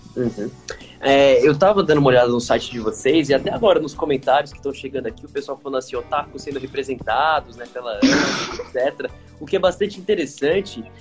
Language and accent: Portuguese; Brazil; como brasileiros